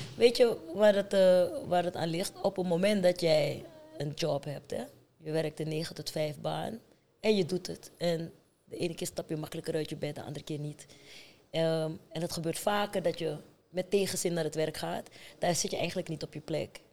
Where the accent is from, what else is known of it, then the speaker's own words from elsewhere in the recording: Amsterdam, North Holland, Netherlands; also born or lived in Paramaribo, Suriname; Ik ben geboren in Paramaribo, maar vanaf mijn tiende getogen in Amsterdam.